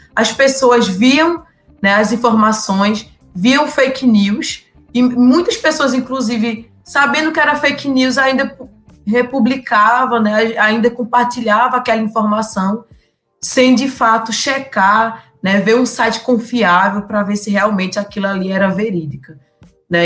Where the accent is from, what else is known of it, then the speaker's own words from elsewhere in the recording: Surubim, Pernambuco, Brazil; sou de Surubim, interior né, do estado de Pernambuco